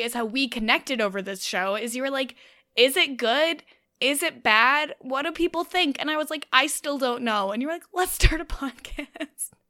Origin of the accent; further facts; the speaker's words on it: Canada; I'm Canadian